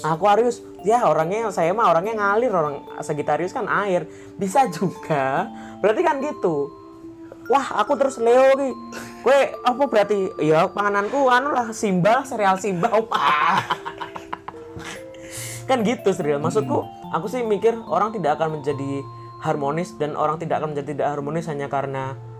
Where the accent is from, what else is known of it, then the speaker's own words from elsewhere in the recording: Java, Indonesia; kita kan sebagai orang-orang Jawa